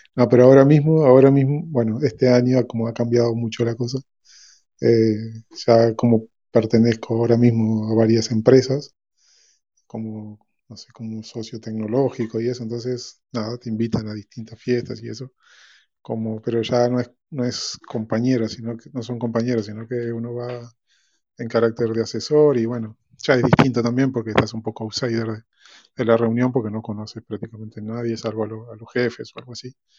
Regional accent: Uruguay; now in Spain; Yo soy de Uruguay, hace 30 años que vivo aquí

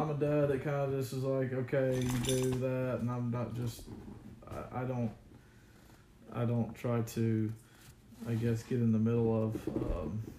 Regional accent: Alabama, United States; I'm 36 from Alabama.

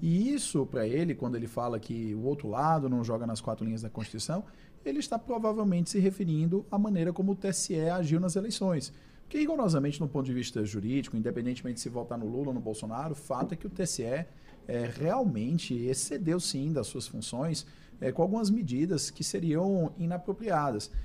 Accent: Brazil; nós como brasileiros

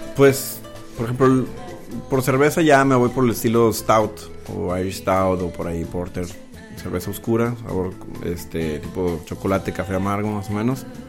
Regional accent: Monterrey, Nuevo León, Mexico; also born or lived in New England; nací y crecí aquí en Monterrey

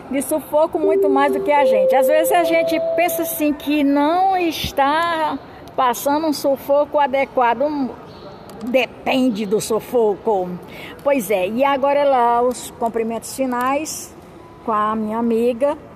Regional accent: Humaitá, Amazonas, Brazil; Eu sou de Humaitá, Amazonas.

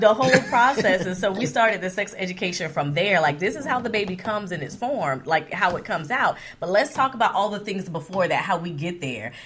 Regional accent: Florida, United States; moved away; We were from Florida originally.

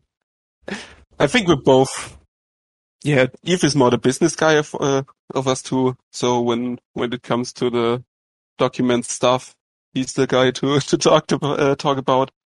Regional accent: Germany; from Germany

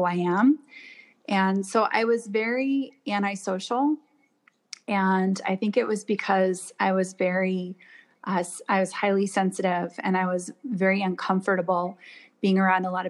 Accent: Washington, United States; also born or lived in Toronto, Canada; only lived there until I was 4 and moved to Washington State. And so I grew up in the Northwest

